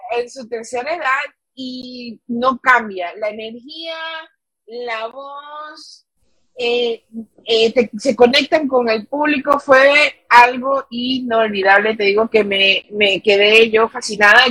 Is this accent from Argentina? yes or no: no; Ecuador; now in New York, United States; somos ecuatorianas chiquititas